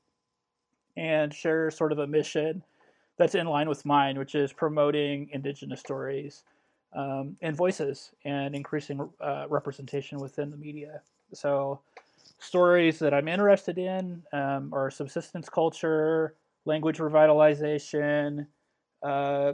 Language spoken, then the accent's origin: English; Illinois, United States; I grew up in Illinois, central and southern.